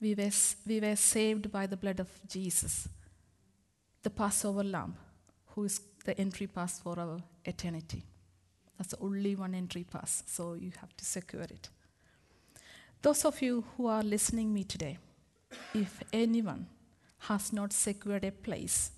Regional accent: India; moved away as an adult; also born or lived in Middlesbrough, England; now in England; I come all the way from India to England

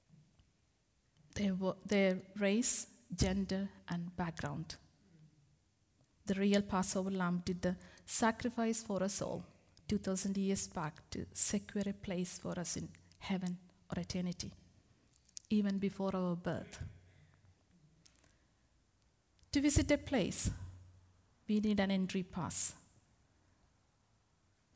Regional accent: India; moved away as an adult; also born or lived in Middlesbrough, England; now in England; I come all the way from India to England

